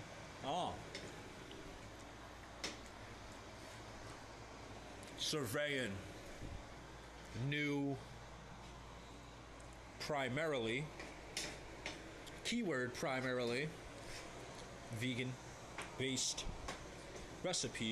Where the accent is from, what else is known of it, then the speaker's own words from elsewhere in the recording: St. Louis, Missouri, United States; I'm from the Lou, and I'm proud